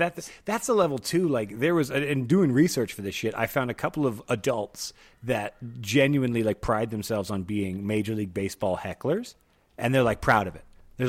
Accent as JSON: {"language": "English", "region": "Texas", "country": "United States", "said": "I'm wearing a Nuggets hat because I don't own any Avalanche shit because we're from Texas."}